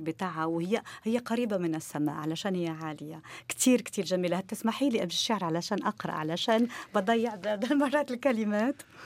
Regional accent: Morocco; عندنا في المغرب

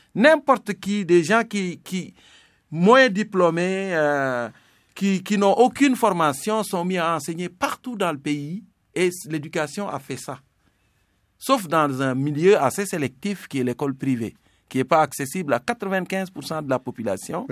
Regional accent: Senegal; first language Serer; French is a second language; moved away as an adult; also born or lived in Dakar, Senegal / Rimouski, Quebec, Canada / Gaspé, Quebec, Canada; now in Quebec, Canada; je venais d'une famille de paysans, je connaissais un peu toutes les réalités de la nature sénégalaise

